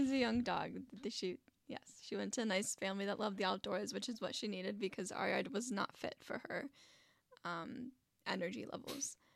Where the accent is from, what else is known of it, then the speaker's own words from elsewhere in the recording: Wyoming, Minnesota, United States; also born or lived in Stacy, Minnesota; Wyoming, Minnesota, in a very tight neighborhood. Um, I lived there for I want to say 13 years